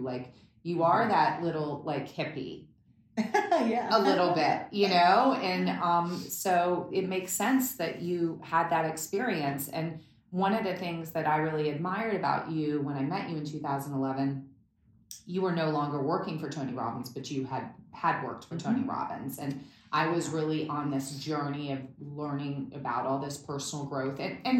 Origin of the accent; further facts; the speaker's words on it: Berlin, Germany; I mean, growing up in East Berlin, I mean, I was a diplomat's child, so it was like very fancy in things that we had, a cook, a maid, and a driver, but it was East Berlin, and being behind the wall